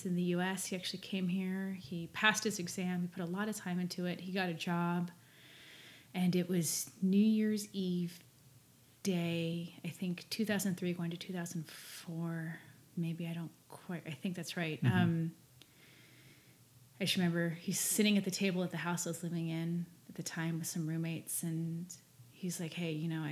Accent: Dallas, Texas, United States; also born or lived in Austin; We grew up together in Dallas and moved to Austin

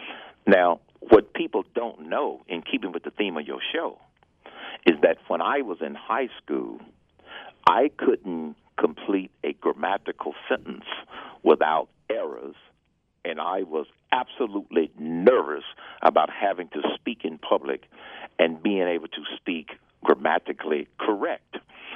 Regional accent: Atlanta, Georgia, United States; Growing up in the South in the 50s and the 60s, it was challenging because of the social conditions of the time.

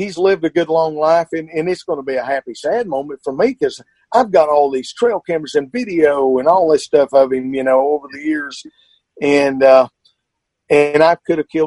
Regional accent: Arkansas, United States

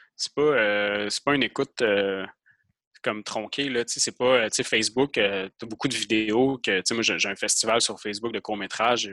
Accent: Quebec, Canada; moi je suis québécois

